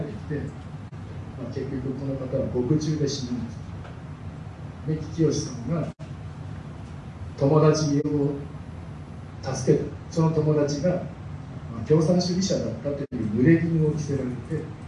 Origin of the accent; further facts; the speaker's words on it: Tokyo, Japan; now in Kawagoe, Japan; 東京五反田で生まれて育ったもんですから